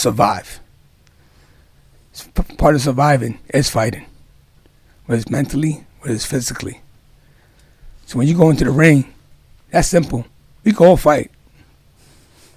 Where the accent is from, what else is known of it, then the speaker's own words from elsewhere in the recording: New York City, New York, United States; I grew up in Far Rockaway, New York.